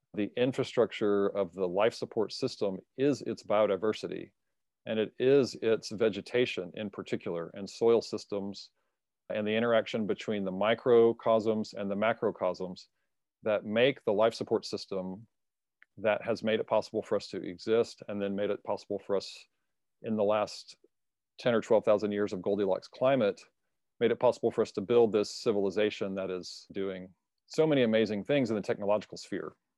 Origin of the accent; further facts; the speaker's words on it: United States; as an American